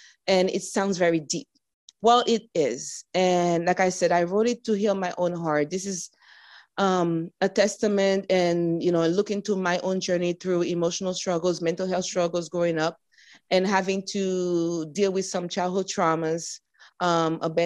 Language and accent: English; United States; I was born in the United States, but my parents are from Hispaniola